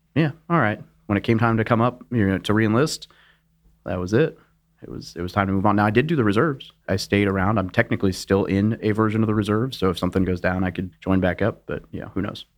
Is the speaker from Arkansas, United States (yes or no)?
yes; Little Rock, Arkansas, United States; moved away as an adult; I grew up in Little Rock, Arkansas.